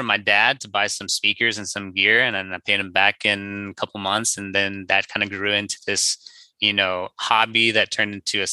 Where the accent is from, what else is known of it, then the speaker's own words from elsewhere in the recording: Cincinnati, Ohio, United States; moved away as an adult; also born or lived in St. Louis, Missouri; now in Orange County, California, United States; I'm originally from the Midwest. Grew up in Cincinnati, Ohio, went to school in St. Louis, Missouri, and then moved out here for my first job back in 2016